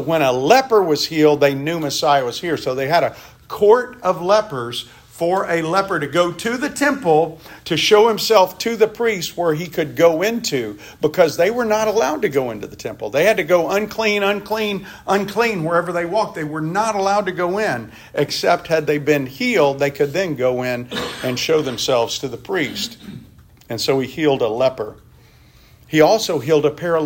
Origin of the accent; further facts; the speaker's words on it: Mississippi, United States; when I was growing up in the Baptist church in Mississippi that I grew up